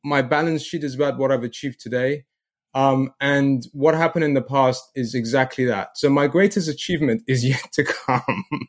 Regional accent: England, United Kingdom; from England

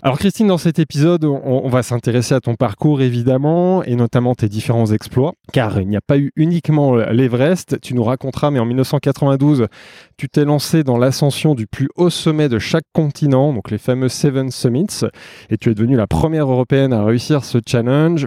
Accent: Savoie, Auvergne-Rhône-Alpes, France; je suis savoyard

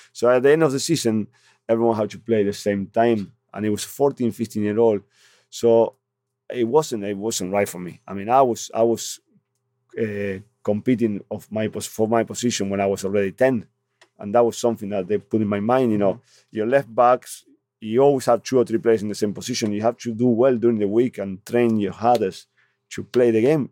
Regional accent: Argentina; English is a second language; now in North East England, United Kingdom; I'm from Argentina

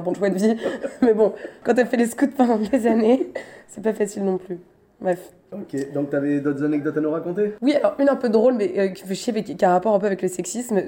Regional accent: Paris, Île-de-France, France; je suis parisienne

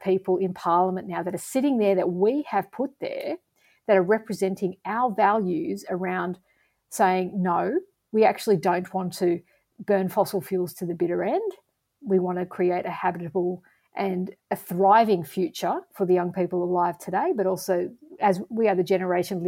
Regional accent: Australia; as an Australian

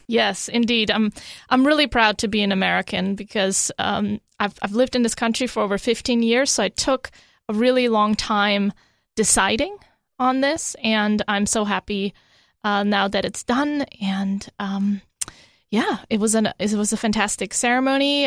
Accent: Germany; also born or lived in Europe; now in United States; even though I was born in Germany, they didn't have birthright citizenship at the time. So I was born Italian. I didn't speak Italian

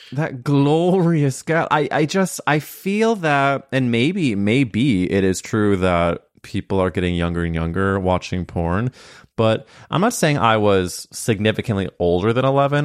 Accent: Midwest, United States; moved away; I came from the Midwest

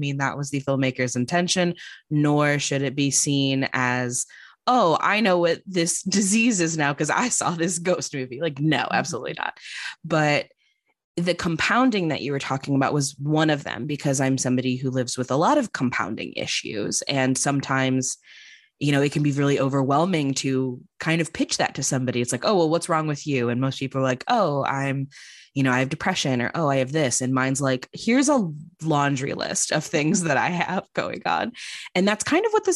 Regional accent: Chicago, Illinois, United States; now in Los Angeles, United States; I'm living in Los Angeles now, I was going to go back to Chicago, where I'm originally from

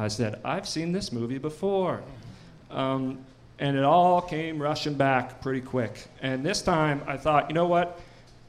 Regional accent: New Waterford, Nova Scotia, Canada; When I was a kid, some point when I was a kid, I think it was around 1997, in New Waterford

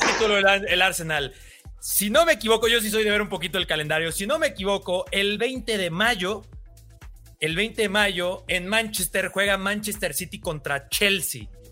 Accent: Mexico; soy de México

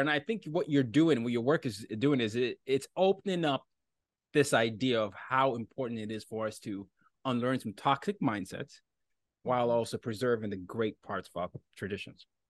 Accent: Nigeria; I'm from Nigeria

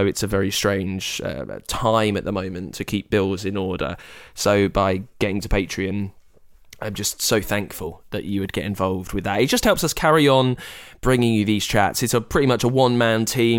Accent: United Kingdom; I'm British

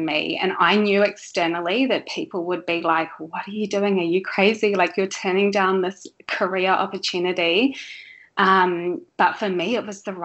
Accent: New Zealand; moved away as an adult; pre-kids I grew up in New Zealand.

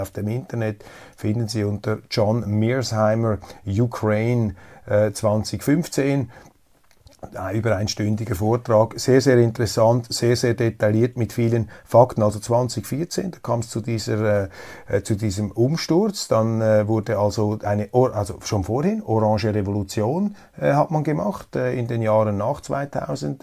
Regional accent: Switzerland; als Neutraler, als Schweizer

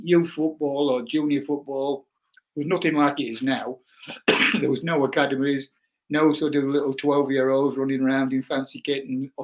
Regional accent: Corringham, Lindsey, East Midlands, United Kingdom; I came from a very small village, as you probably know. I came from Curtin Lindsay.

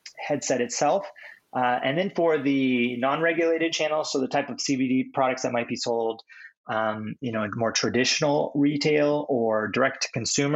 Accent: California, United States; now in Seattle, United States; I'm from California. I'm up here in Seattle now. I've been here for a number of years

